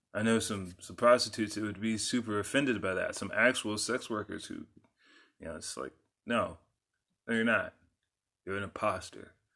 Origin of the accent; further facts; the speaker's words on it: San Antonio, Texas, United States; also born or lived in South Dallas; I grew up in San Antonio